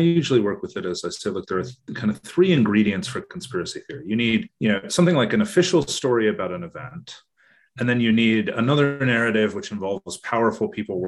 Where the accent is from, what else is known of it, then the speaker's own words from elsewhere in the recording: United States; moved away as an adult; now in Australia; I'm originally American